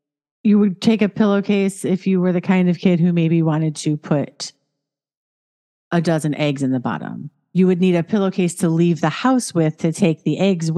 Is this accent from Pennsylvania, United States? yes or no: no; Chicago, Illinois, United States; I'm from Chicago.